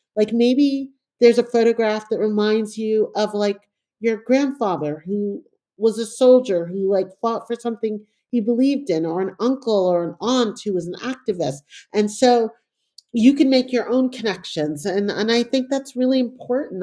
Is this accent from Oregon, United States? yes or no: no; New York City, New York, United States; also born or lived in Panama / England; I grew up in New York in a time that, you know, in a very impoverished neighborhood